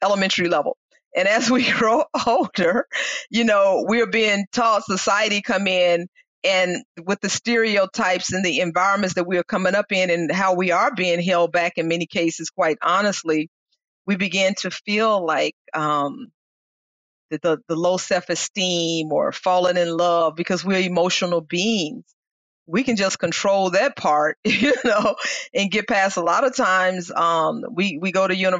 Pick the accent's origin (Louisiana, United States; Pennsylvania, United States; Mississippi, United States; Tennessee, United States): Mississippi, United States; I grew up in Mississippi.